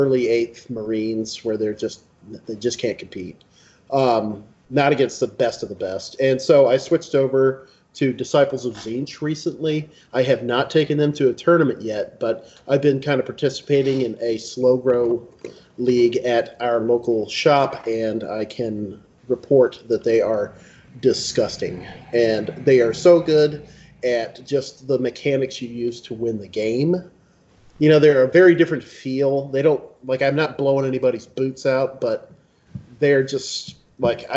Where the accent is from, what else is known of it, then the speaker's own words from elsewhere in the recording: Memphis, Tennessee, United States; I am from Memphis